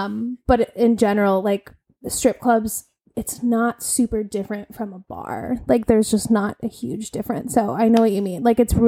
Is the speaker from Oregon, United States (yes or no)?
yes; Oregon, United States; I grew up in Oregon.